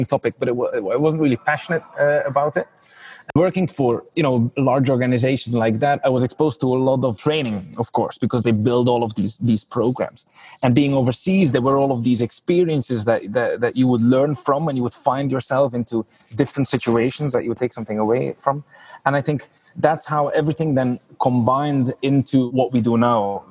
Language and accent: English; Belgium; moved away as an adult; also born or lived in Geneva; now in Ireland; I'm from Belgium originally